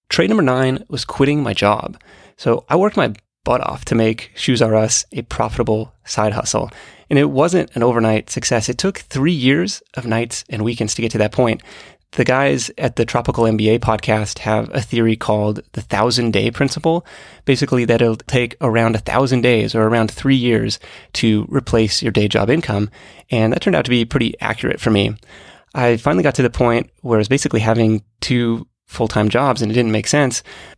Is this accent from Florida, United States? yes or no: no; Seattle, Washington, United States; moved away as an adult; I thought it would be worthwhile to leave Seattle and see what else was out there. I'd lived there almost my entire life.